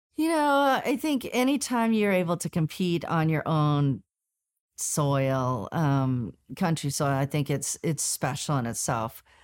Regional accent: Southern California, United States; I was born and raised in Southern California

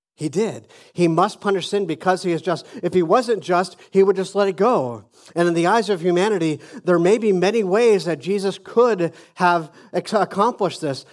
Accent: Phoenix, Arizona, United States; moved away as an adult; I was born in Phoenix, Arizona, and I lived there most of my young life until I was almost twenty-five.

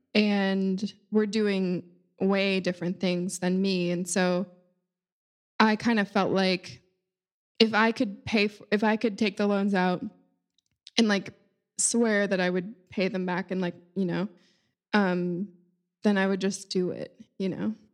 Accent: Cape Cod, Massachusetts, United States; moved away as an adult; now in New York, United States; I grew up on Cape Cod in Massachusetts.

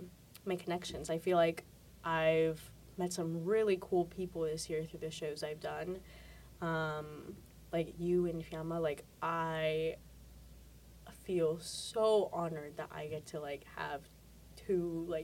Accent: Mexico; also born or lived in El Paso, Texas; I was born in El Paso, Texas. I didn't live there for very long. My family moved us back to Mexico when I was pretty young, because that's where my grandparents were.

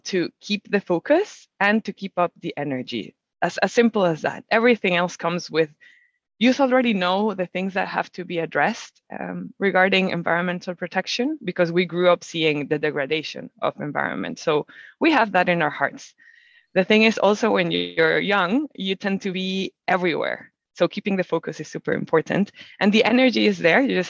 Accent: Mexico; I'm from Mexico and I'm a biologist. I've always loved nature. So I was very lucky to grow up in a country that is one of the most biodiverse in the world.

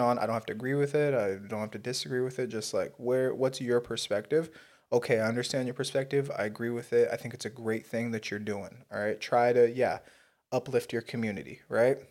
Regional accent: United States; I'm an American. Yes, Native American, yes, African American. Yeah, white, you know, but guess what? American

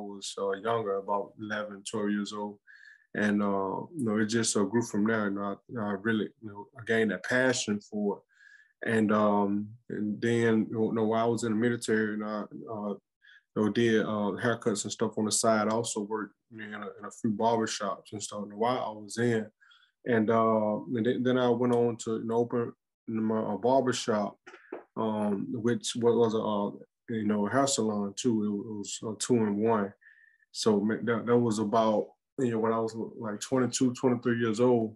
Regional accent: Mississippi, United States; moved away as an adult; also born or lived in Virginia; now in Alabama, United States; I'm originally from Mississippi

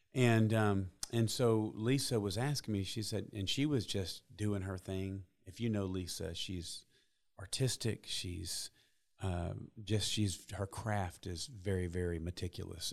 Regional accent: Columbus, United States; I grew up in Columbus. I love Columbus. I, I've been here my entire life

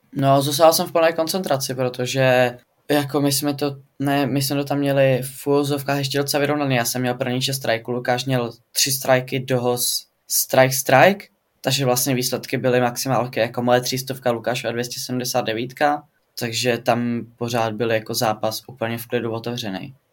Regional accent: Pardubice, Pardubice Region, Czechia; Studuju sportovní gymnázium tady u nás v Pardubicích

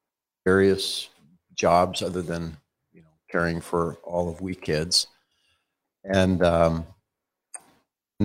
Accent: East Grand Forks, Minnesota, United States; moved away as an adult; now in Billings, United States; I was born in East Grand Forks, Minnesota, the ice box right now, 25 below, 30 below, 40 below. But it was a good place to grow up, East Grand Forks, Minnesota

